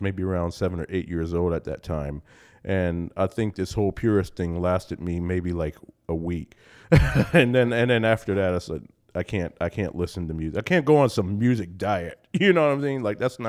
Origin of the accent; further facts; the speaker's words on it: Newark, New Jersey, United States; When I was a little boy growing up in Newark, New Jersey, where I was born and raised